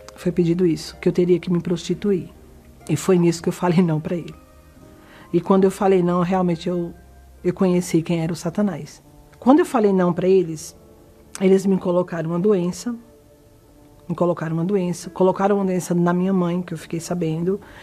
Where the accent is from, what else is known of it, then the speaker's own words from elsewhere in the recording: Caruaru, Pernambuco, Brazil; eu sou do Caruaru, Pernambuco